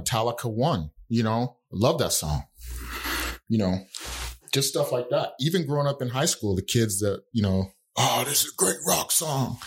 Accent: Utah, United States; growing up in Utah, the neighborhood I lived

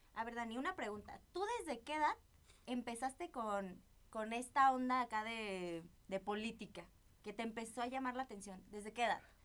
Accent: Zamora, Michoacán, Mexico; Yo también soy de Zamora, Michoacán

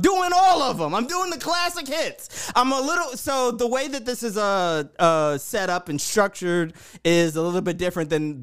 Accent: Baltimore, Maryland, United States; I'm from Baltimore.

